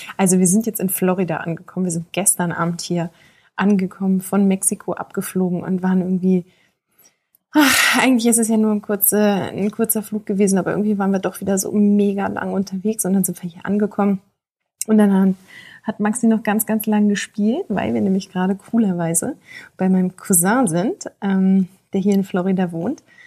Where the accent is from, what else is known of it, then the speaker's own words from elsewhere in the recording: Germany; wir sind aus Deutschland